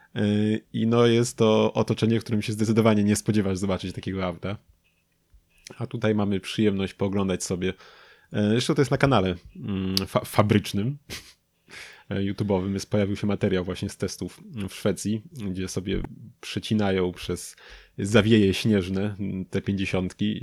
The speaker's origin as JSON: {"language": "Polish", "town": "Lubin", "region": "Lower Silesian Voivodeship", "country": "Poland", "said": "u nas w Lubinie"}